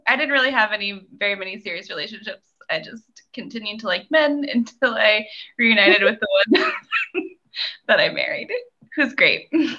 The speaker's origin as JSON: {"language": "English", "town": "Salem", "region": "Virginia", "country": "United States", "tie": "born or raised there", "also_born_or_lived": "Utah / Baltimore", "said": "Salem, which is Southwest Virginia, but not West Virginia."}